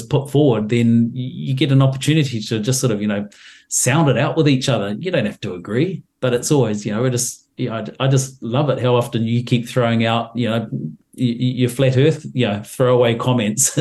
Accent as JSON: {"language": "English", "country": "New Zealand", "said": "I'm a New Zealander and a Kiwi"}